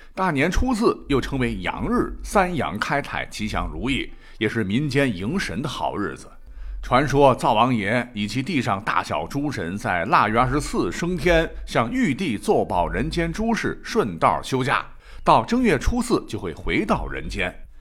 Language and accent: Chinese; Gansu, China; 我本人是在甘肃长大的，在甘肃的农村